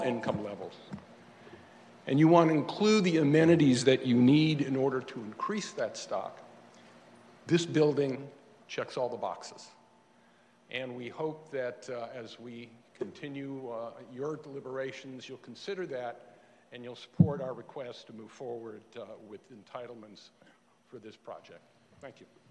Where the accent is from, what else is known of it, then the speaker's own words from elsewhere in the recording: West Hollywood, California, United States; I grew up on Harper. Uh, and my dad bought his house